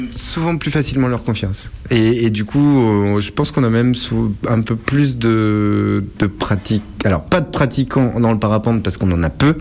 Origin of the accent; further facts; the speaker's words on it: Saint-Lô, Normandy, France; Je suis né en Normandie, à Saint-Lô